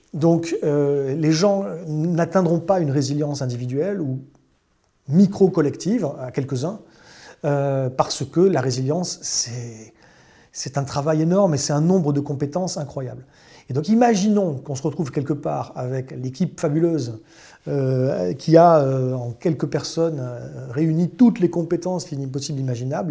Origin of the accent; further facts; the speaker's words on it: Bordeaux, Nouvelle-Aquitaine, France; moved away; je suis bordelais à l'origine